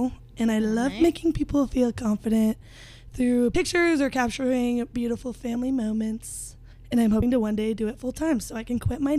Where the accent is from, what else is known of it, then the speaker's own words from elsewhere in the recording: Gilbert, Arizona, United States; also born or lived in Mesa, Arizona; I was born in Mesa, Arizona, but I grew up in Gilbert.